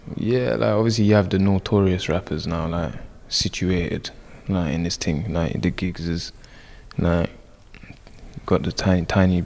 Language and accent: English; London, United Kingdom; this is where I was raised.